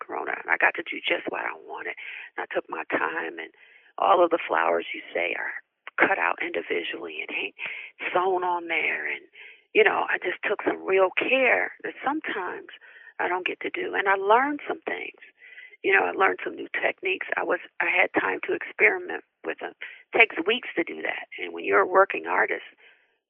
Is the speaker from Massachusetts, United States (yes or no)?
no; Connecticut, United States; I grew up in Connecticut, and I spent my summers in Athens, Georgia with my grandmother.